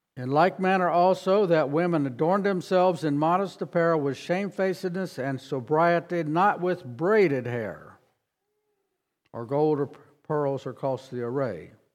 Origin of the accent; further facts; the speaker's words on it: Harrisonburg, Virginia, United States; moved away as an adult; also born or lived in South Carolina; I grew up near Harrisonburg, Virginia